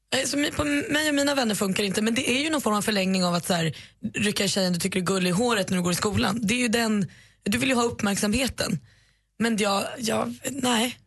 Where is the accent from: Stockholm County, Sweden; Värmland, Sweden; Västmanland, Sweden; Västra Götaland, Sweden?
Stockholm County, Sweden; Botkyrka; var kommer du ifrån? Och då svarar jag Botkyrka